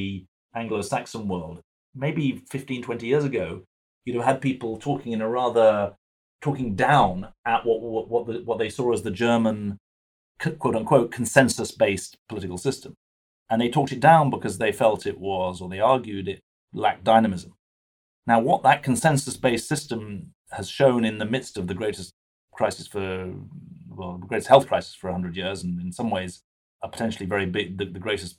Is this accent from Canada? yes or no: no; United Kingdom; moved away as an adult; also born or lived in Boston, United States; now in United States; as a British 12-year-old